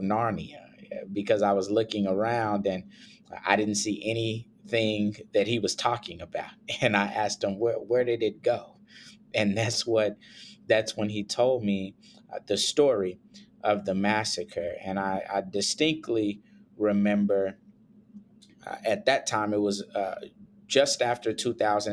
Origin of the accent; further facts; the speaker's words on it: Tulsa, Oklahoma, United States; I am from Tulsa, just like Tiffany is. My family is from the area as far back as my great-grandmother as well